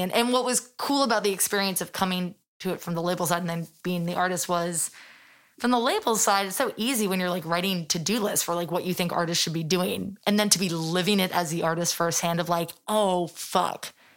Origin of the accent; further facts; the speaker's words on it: London, United Kingdom; moved away as an adult; now in New York, United States; I'm born and raised in London